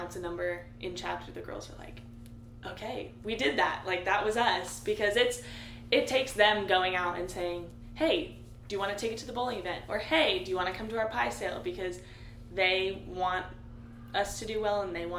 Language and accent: English; Nashville, Tennessee, United States; moved away as an adult; now in Oxford, United States; I'm actually from Nashville, Tennessee